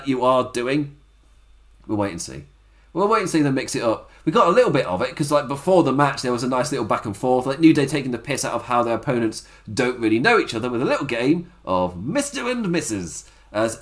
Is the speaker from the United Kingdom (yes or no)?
yes; England, United Kingdom; I've lived in England my entire life